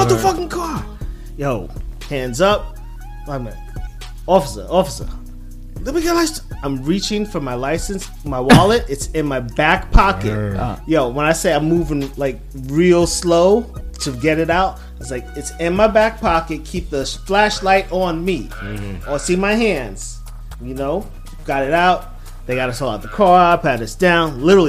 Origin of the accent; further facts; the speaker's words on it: Brooklyn, New York, United States; growing up in Brooklyn.